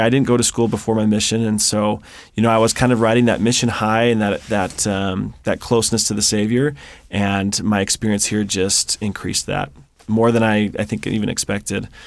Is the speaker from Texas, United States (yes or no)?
no; Seattle, Washington, United States; moved away; I grew up in the Seattle area